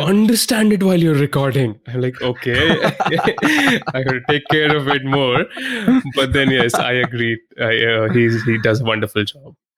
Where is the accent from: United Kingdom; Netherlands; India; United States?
India; I'm an Indian